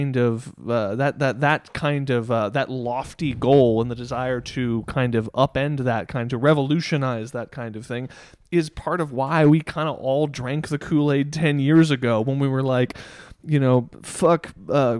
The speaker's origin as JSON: {"language": "English", "town": "Dallas", "region": "Texas", "country": "United States", "tie": "born or raised there", "said": "We grew up in Dallas."}